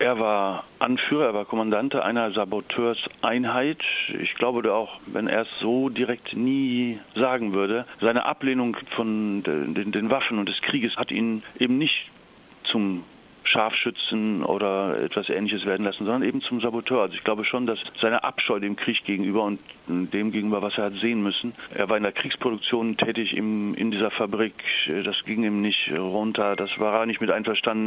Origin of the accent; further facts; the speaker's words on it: Italy; bei uns in Italien